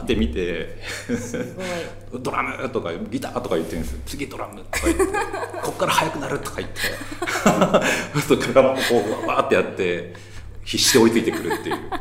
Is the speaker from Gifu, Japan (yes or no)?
yes; Gifu, Japan; 東海地方出身なんですけど